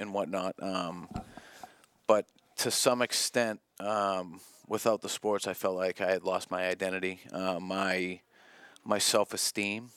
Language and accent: English; South Shore, Massachusetts, United States; I grew up in the South Shore